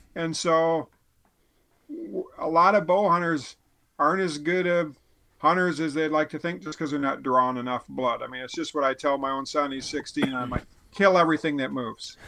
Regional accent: Midwest, United States; a Midwesterner or whatever, a guy who doesn't live with elk

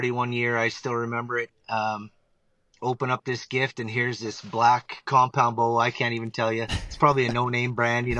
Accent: Northern Ontario, Canada; moved away as an adult; now in Alberta, Canada; I grew up in Northern Ontario. I now reside and have resided out in Alberta, Canada.

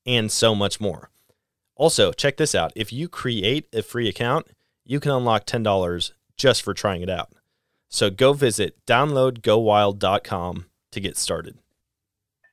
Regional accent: Wisconsin, United States; my home state of Wisconsin

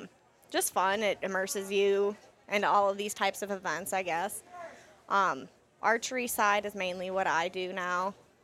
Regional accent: Minnesota, United States; moved away as an adult; now in Wisconsin, United States; I grew up in Minnesota, recently moved to Wisconsin

